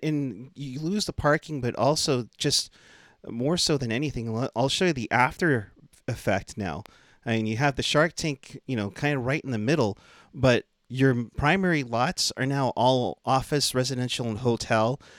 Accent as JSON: {"language": "English", "town": "Concord", "region": "California", "country": "United States", "said": "I, I'm from Concord"}